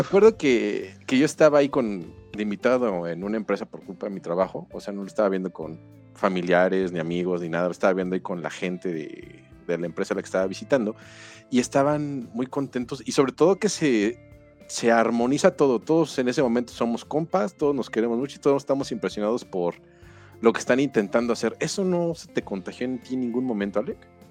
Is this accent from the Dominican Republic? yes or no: no; Mexico; en México